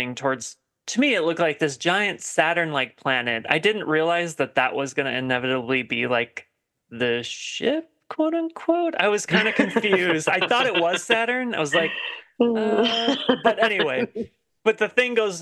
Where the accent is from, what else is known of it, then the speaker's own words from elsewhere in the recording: Wisconsin, United States; I'm from Wisconsin